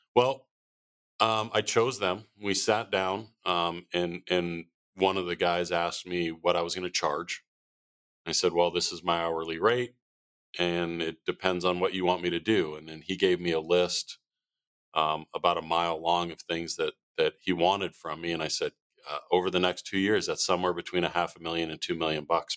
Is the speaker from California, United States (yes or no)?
no; Arizona, United States; moved away as an adult; born and raised in Arizona